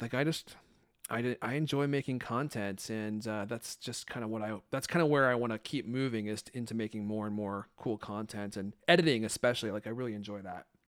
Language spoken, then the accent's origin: English; Redmond, Washington, United States; also born or lived in Hollywood, California; I moved here when I was nine or eight or nine. I moved to Redmond, Washington